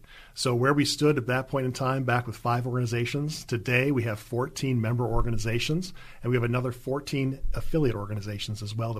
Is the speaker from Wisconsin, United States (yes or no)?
yes; Greendale, Wisconsin, United States; I grew up in Greendale, Wisconsin